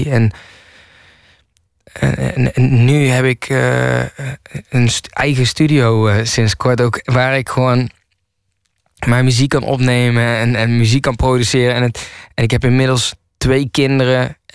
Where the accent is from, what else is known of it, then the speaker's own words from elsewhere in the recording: Nijmegen, Gelderland, Netherlands; also born or lived in Kaatsheuvel / Rotterdam; En ik kom niet uit de Bronx. En ik kom uit eh, Nijmegen en Kaatsheuvel. En toen woonde ik in Rotterdam. En dat heeft zeg maar mijn leven gemaakt.